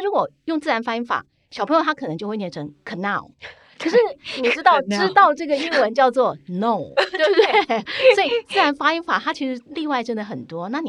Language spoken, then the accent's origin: Chinese; Taiwan; 我们台湾人有时候我们讲说啊